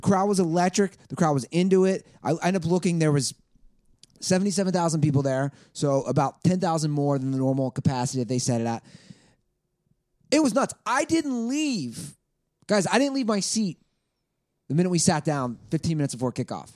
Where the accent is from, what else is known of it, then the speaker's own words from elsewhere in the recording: Cincinnati, Ohio, United States; I grew up in Cincinnati, Ohio